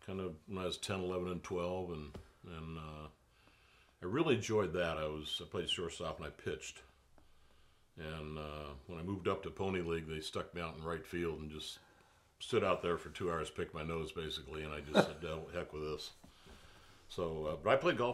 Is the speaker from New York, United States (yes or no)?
no; San Diego, California, United States; I grew up in San Diego